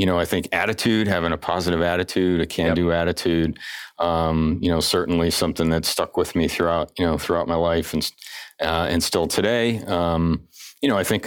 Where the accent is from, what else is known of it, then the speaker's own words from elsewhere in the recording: Enfield, Connecticut, United States; I grew up in Connecticut. You know, born and raised in northern Connecticut